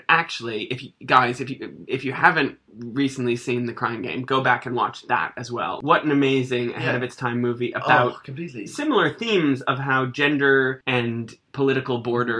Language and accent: English; outside of Boston, Massachusetts, United States; as a young Irish-American kid growing up outside of Boston, very Irish-American city